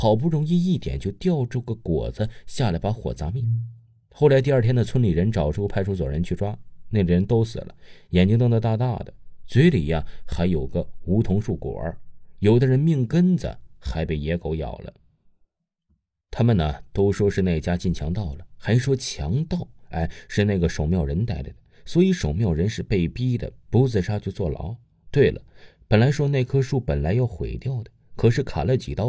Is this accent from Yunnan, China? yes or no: yes; Yunnan, China; 我的家乡在云南的边界小镇，毒品特别多，还不是秘密了。